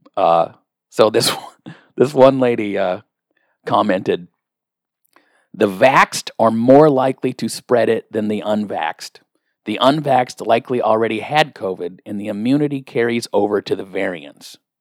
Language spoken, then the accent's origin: English; the Northwest, Pacific Northwest, United States; I'm from the Northwest.